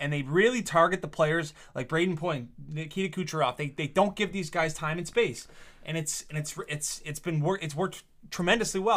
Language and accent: English; Canada